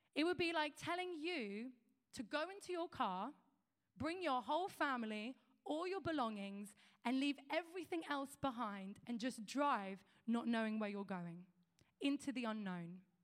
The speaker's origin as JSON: {"language": "English", "region": "London", "country": "United Kingdom", "tie": "born or raised there", "also_born_or_lived": "a small town in the countryside", "moved": "yes", "said": "I'm from London, uh, where I was born and raised, and we moved to a small town in the countryside."}